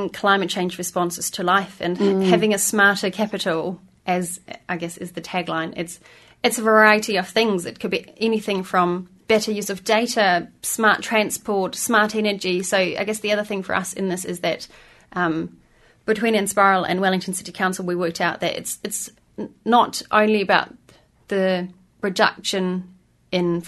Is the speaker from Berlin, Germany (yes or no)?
yes; Berlin, Germany; now in New Zealand; But I'm from Berlin originally